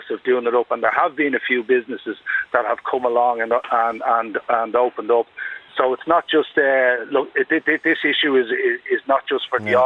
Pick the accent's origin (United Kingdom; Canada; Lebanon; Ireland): Ireland; Dublin, Leinster; accent: Dublin; moved away as an adult; now in Clones, Ireland; I'm a Dublin lad